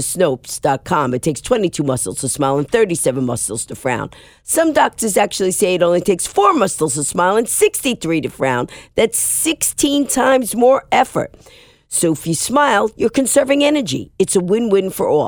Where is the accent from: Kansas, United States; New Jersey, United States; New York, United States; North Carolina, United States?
New York, United States; New York City; I'm a New Yorker